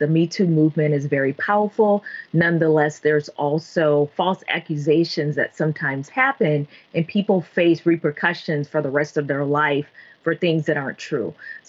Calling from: Austin, Texas, United States; I'm joining you from Austin, Texas.

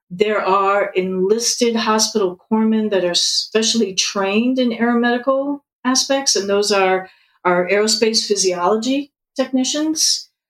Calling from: Seattle, Washington, United States; Seattle. I love the podcast

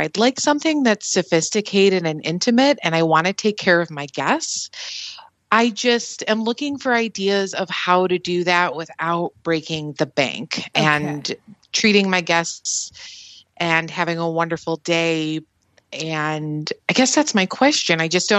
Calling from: southeastern Michigan, United States; I am calling from southeastern Michigan.

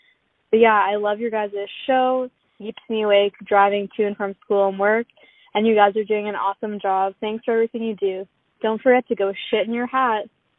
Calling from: Maple Ridge, British Columbia, Canada; Hey Scott and Mike … I'm from Maple Ridge, BC.

